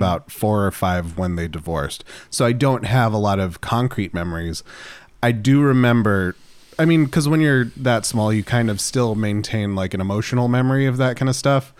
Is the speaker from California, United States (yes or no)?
yes; Running Springs, California, United States; Running Springs is actually where I grew up specifically